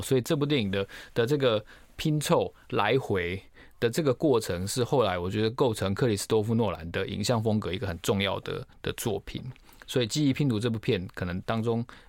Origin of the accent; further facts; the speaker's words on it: Taiwan; 那我们台湾人很喜欢去日本